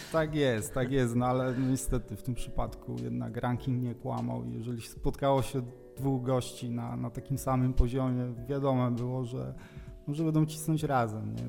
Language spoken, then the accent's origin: Polish; Opole Voivodeship, Poland; Jestem biegaczem z Opolszczyzny, nie tutaj z rejonu Wrocławia, z południa Opolszczyzny